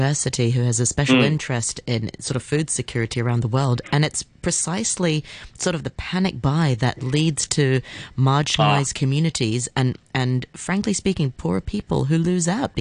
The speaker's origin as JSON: {"language": "English", "country": "Hong Kong", "tie": "born or raised there", "said": "I'm from Hong Kong, born and bred here"}